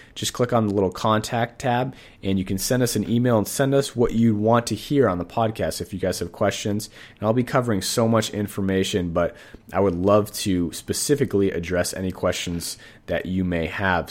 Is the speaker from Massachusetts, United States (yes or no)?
yes; Boston, Massachusetts, United States; now in Sacramento, United States; I'm actually from Boston, Massachusetts. I live in Sacramento right now